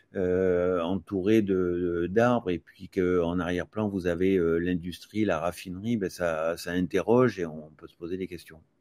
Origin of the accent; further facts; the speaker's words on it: Aix-en-Provence, Provence-Alpes-Côte d'Azur, France; je suis d'Aix-en-Provence